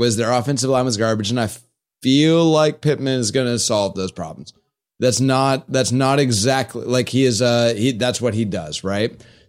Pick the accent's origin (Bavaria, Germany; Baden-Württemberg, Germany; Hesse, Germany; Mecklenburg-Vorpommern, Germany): Baden-Württemberg, Germany; Stuttgart; from Stuttgart.